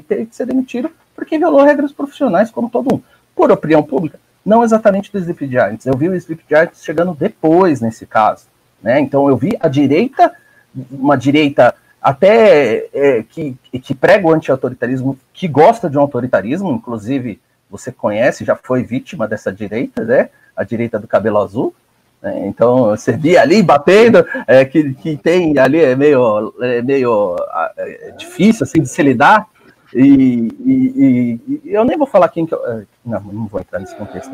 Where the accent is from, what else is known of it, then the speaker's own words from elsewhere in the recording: ABC Paulista, São Paulo, Brazil; o nosso grande ABC aqui, a minha terra